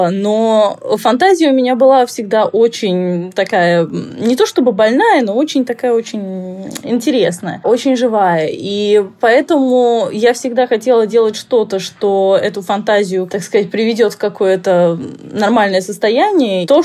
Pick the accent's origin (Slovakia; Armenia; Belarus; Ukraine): Slovakia; also born or lived in Moscow, Russia; где-то с лет двух-трех мы начали ездить в Словакию, у меня то есть здесь мама работала, потом перебрались вообще.